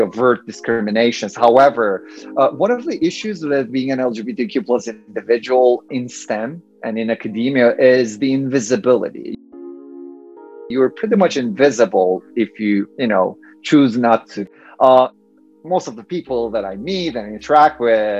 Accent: Turkey; moved away as an adult; also born or lived in Urbana-Champaign, Illinois, United States; now in United States; I'm originally from Turkey, and I kind of migrated to the US

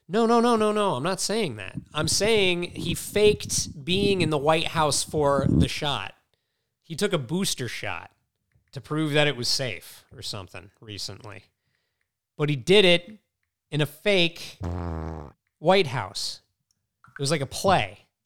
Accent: Mystic, Connecticut, United States; I grew up in Mystic where there's just mad seafood everywhere

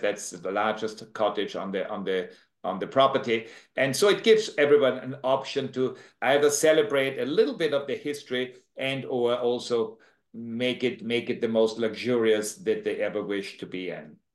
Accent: Austria; accent: Austrian; moved away as an adult; now in Jamaica; I'm from Austria originally. I have this tremendous Austrian accent that I just never lost

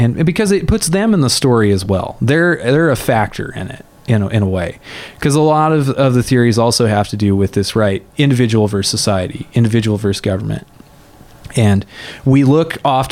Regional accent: United States; I'm an American historian

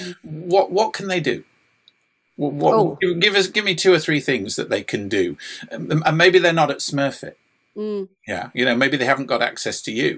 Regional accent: England, United Kingdom; I'm an English lad

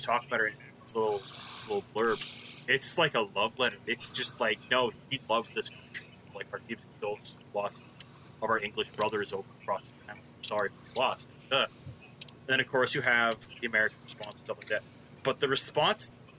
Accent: Canada

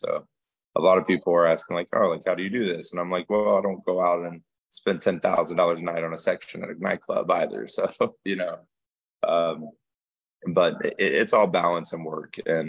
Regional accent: Georgia, United States; also born or lived in Louisiana / Germany; Yeah, so yeah, I'm from Georgia, South Georgia a little bit. So I mean, I grew up in the country. I was born in Louisiana, raised in Germany. So I mean, I've been all over

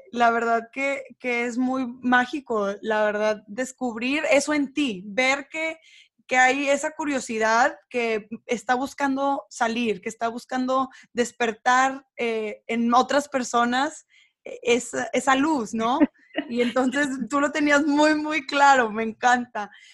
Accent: Monterrey, Nuevo León, Mexico; moved away; el mismo lugar donde yo crecí

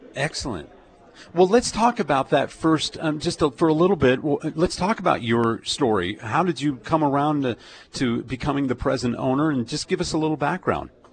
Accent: Colorado Springs, Colorado, United States; I was born in Colorado Springs

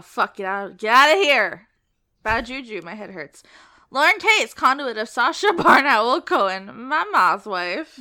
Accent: Collier County, Florida, United States; also born or lived in Lee County, Florida; now in Leon County, United States; I lived in Lee County, but I was born in Collier

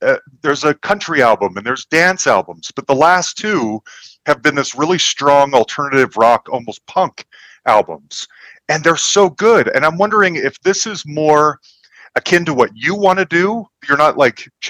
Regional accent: Salt Lake City, Utah, United States; moved away; I'm from Salt Lake City originally

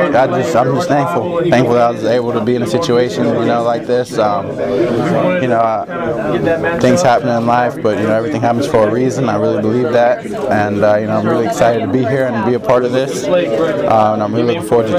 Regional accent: Pittsburgh, Pennsylvania, United States; born or raised there; moved away as an adult

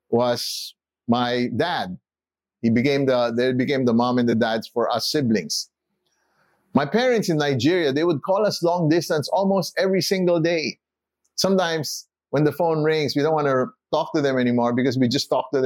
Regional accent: Philippines; also born or lived in United States; I was born in the Philippines

